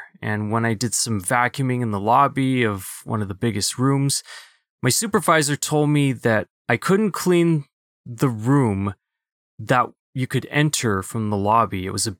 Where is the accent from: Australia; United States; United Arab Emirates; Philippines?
Philippines; Being a Filipino, that was, it was a little bit easier for me to kind of mask my Asian part.